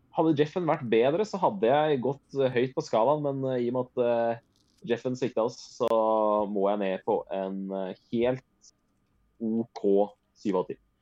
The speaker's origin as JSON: {"language": "Norwegian", "country": "Norway", "said": "jeg er norsk"}